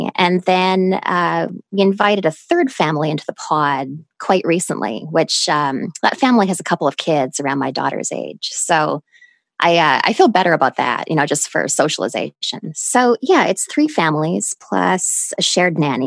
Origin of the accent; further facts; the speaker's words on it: Canada; moved away as an adult; also born or lived in United States; now in New York City, United States; I lived in Canada till I was 22